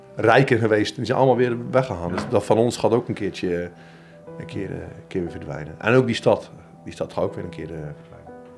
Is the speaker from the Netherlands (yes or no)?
yes; Zeeland, Netherlands; accent: Zeeland dialect; moved away; toen ik voor het eerst buiten Zeeland kwam, dat mensen ook wel lacherig deden over mijn accent of mijn dialect